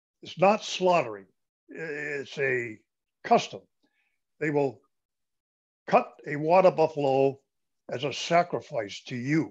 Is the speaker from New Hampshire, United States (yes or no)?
yes; Newfields, New Hampshire, United States; moved away as an adult; also born or lived in Germany; now in Carolinas, United States; I was born and raised in New Hampshire